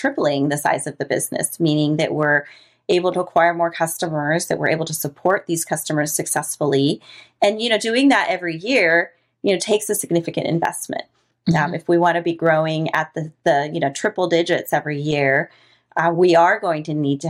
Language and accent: English; Costa Rica; moved away; I'm from Costa Rica. One thing you and I didn't talk about is the fact that I'm actually from Latin America, which is where I grew up